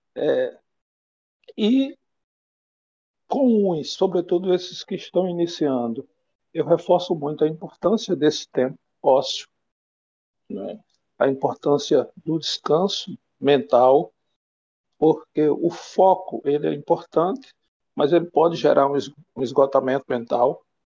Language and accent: Portuguese; Pernambuco, Brazil; moved away as an adult; now in Espírito Santo, Brazil; sou nordestino, de Pernambuco, moro aqui no Espírito Santo já há 16 anos